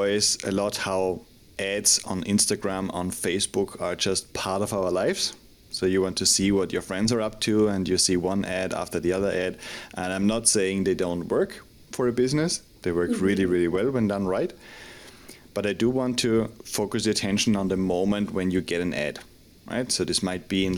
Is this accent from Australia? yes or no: no; Austria; now in Madrid, Spain; I'm originally from Austria, but based in Madrid in Spain.